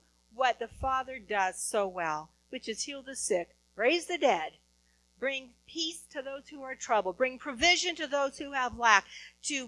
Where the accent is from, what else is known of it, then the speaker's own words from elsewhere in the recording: Huntington Beach, California, United States; I'm from Huntington Beach, California